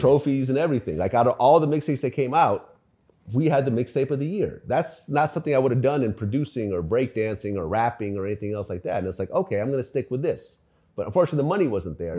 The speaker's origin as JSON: {"language": "English", "town": "San Mateo", "region": "California", "country": "United States", "tie": "born or raised there", "also_born_or_lived": "Ukraine / Springfield, Massachusetts / San Francisco / Berkeley", "moved": "as an adult", "said": "I was born in Ukraine. Uh, we moved to Springfield, Massachusetts. So we lived in the projects out there for a little bit. And then we moved out to the West Coast, first in San Francisco, then we settled down in San Mateo. My family bought a house there. And I was there all through, you know, high school"}